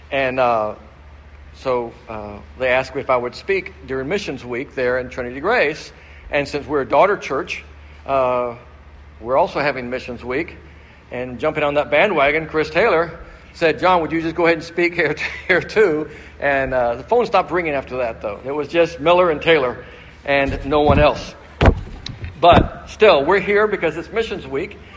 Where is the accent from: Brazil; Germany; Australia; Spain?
Brazil; They were missionaries to Brazil, and so I grew up in Brazil, and uh, where my parents served, and we lived there for 10 years.